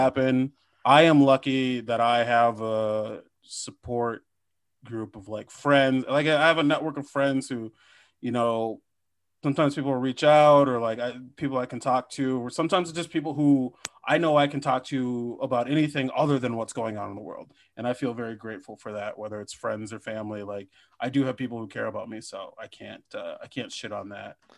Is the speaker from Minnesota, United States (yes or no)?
yes; Minnesota, United States; I am from Minnesota